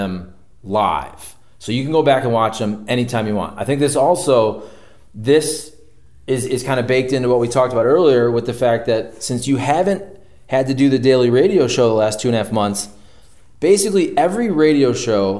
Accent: Ohio, United States; I'm from Ohio, but I'm very close to Detroit

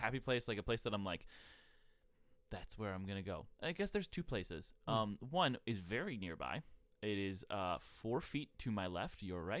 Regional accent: Buffalo, New York, United States; The other one is my hometown. I really like Buffalo, New York.

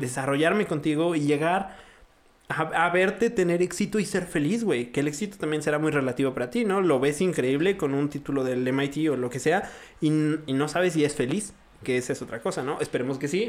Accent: Mexico

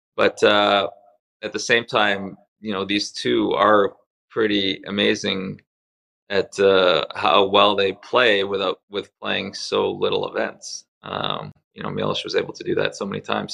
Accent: Canada; English is a second language; make the move to Canada in 1976. Uh, it was a tough transition for me at first. I didn't speak any English. I was crying on my first few days at school

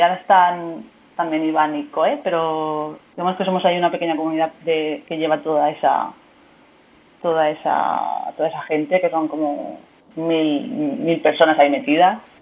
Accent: Murcia, Region of Murcia, Spain; now in Barcelona, Spain; soy de Murcia, pero se me entiende bastante bien

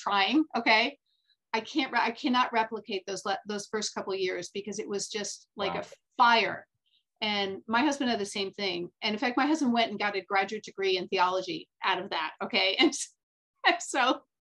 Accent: United States; also born or lived in France; I was raised as an American kid.

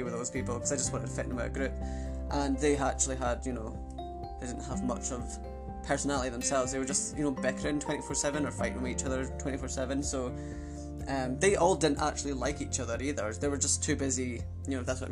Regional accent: Arbroath, Scotland, United Kingdom; also born or lived in Adelaide, Australia / Carnoustie, Scotland; I moved from Adelaide to Arbroath, Scotland. So I kind of grew up in Arbroath and Coonassie, which is obviously, the county is called Angus, so yeah, that's just where I was obviously brought up.

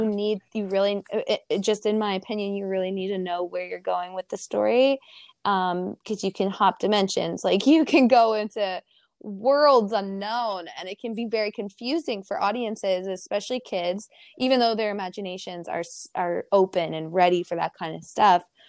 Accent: Ohio, United States; now in California, United States; growing up in Ohio

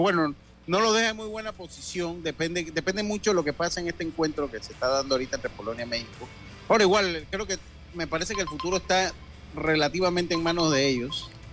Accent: Los Santos, Panama; Yo soy panameño, hermano. Yo nací en la provincia de Los Santos

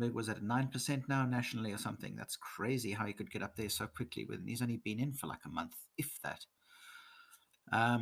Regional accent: South Africa; moved away as an adult; also born or lived in England; now in Nordics; I'm half British. My mother's from England. I'm born in South Africa and lived here in the Nordics for the last 13 years

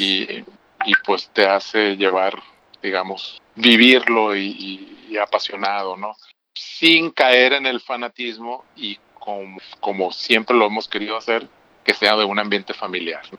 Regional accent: Hermosillo, Sonora, Mexico; Yo soy de aquí, de Hermosillo.

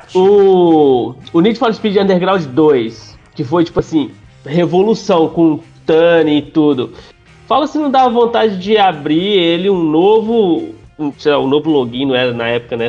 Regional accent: interior of Minas Gerais, Brazil; now in São Paulo, Brazil; eu sou do interior de Minas

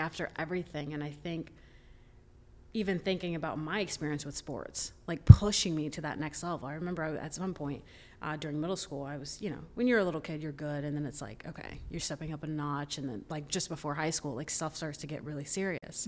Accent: Orlando, Florida, United States; So I'm from Orlando, grew up there, went there

